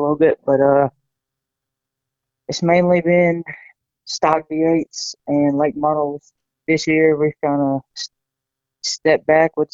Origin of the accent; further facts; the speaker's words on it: Manning, South Carolina, United States; I'm from Manning or Paxville, kind of same thing